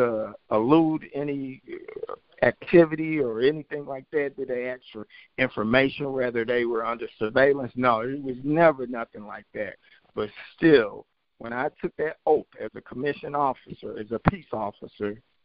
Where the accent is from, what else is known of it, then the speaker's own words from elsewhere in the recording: St. Louis, Missouri, United States; I grew up in North St. Louis, which is considered one of the most highest crimes